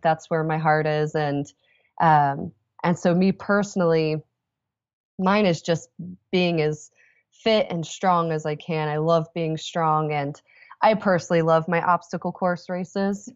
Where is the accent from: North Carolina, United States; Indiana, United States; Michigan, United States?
Indiana, United States; Indianapolis; I'm from Indianapolis